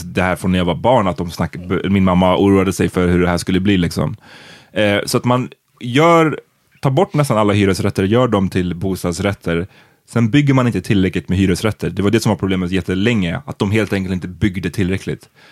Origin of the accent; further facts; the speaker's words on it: Stockholm, Stockholm County, Sweden; jag bodde hemma tills jag var 25. Mm. Eh, för att jag är från Stockholm